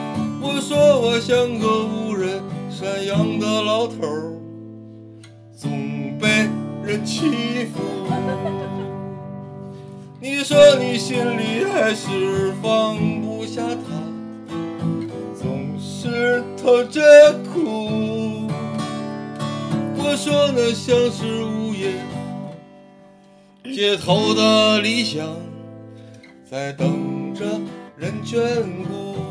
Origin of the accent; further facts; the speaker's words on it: Beijing, China; born there; 我从小我出生在北京，